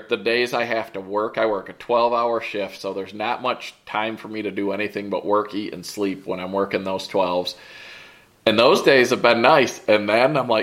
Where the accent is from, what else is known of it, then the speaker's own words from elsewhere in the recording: Michigan, United States; we grew up in Michigan